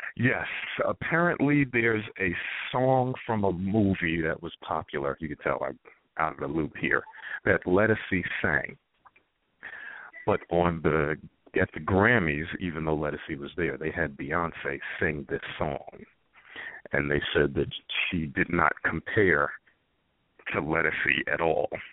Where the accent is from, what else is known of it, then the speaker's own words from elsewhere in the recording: Whitney Houston's hometown, New Jersey, United States; Whitney Houston's from my hometown, so I had I saw her a few times growing up